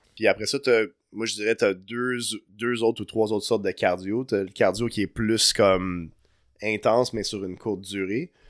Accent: Montreal, Quebec, Canada; Je viens, de Montréal à la base euh, de Notre-Dame-de-Grâce

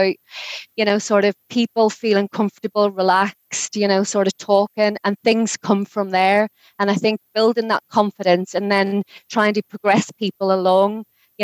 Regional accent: Derry, Northern Ireland, United Kingdom; moved away as an adult; also born or lived in Newcastle upon Tyne; I came over to England from Derry when I was 18

